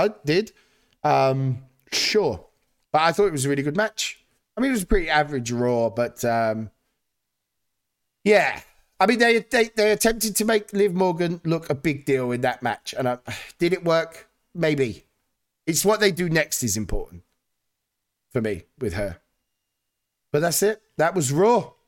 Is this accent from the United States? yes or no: no; United Kingdom; as a Brit